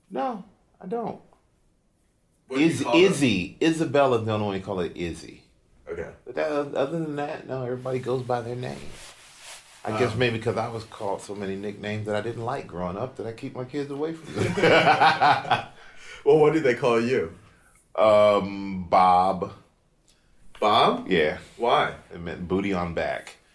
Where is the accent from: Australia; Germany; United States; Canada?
Germany; I grew up in Germany.